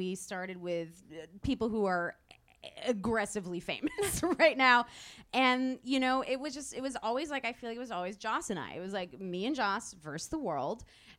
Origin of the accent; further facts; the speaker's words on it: Detroit, Michigan, United States; So we're both like aggressively Midwestern. You know, I'm from the Detroit area.